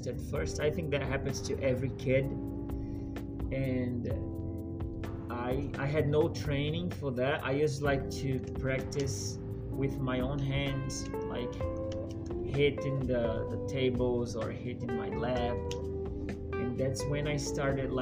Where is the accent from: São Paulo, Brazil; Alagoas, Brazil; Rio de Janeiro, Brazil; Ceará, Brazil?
Alagoas, Brazil; Maceió; English is a second language; moved away as an adult; I'm from Brazil. It's the east side of Brazil. It's a city called Maceió.